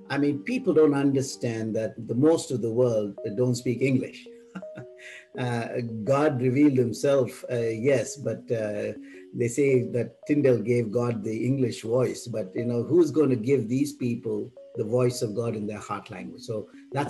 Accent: India; now in United States; I'm based out of the U.S. Again, I come from India

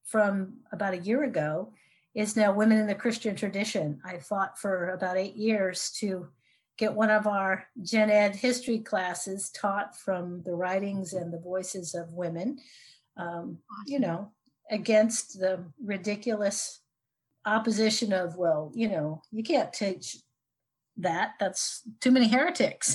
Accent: Idaho, United States; also born or lived in New Jersey; now in San Diego, United States; I grew up in Idaho

